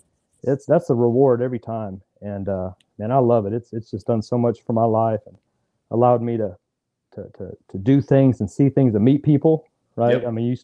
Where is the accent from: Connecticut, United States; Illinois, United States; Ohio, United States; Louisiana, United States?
Louisiana, United States; Fort Polk; born there; also born or lived in Texas; I grew up an Army brat. You know, so we traveled a lot. So from the time I was born in Fort Polk, Louisiana, man, we were on the road, living overseas, living pretty much in every city in Texas you can think of, man.